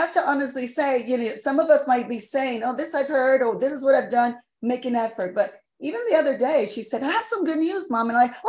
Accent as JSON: {"language": "English", "region": "New York", "country": "United States", "said": "I'm a New Yorker."}